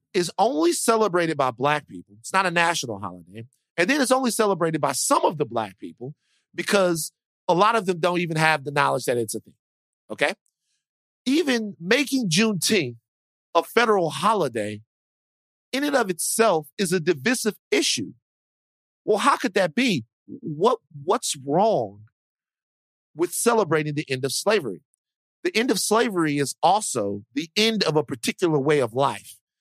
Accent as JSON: {"language": "English", "region": "Deep South", "country": "United States", "also_born_or_lived": "Dallas, Texas", "said": "I'm from the Deep South"}